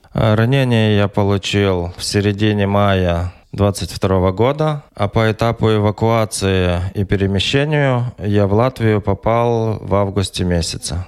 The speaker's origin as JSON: {"language": "Russian", "town": "Volodymyr-Volynskyi", "region": "Volyn Oblast", "country": "Ukraine", "tie": "born or raised there", "also_born_or_lived": "Ventspils, Latvia / Riga, Latvia", "moved": "as an adult", "lives_now": "Poland"}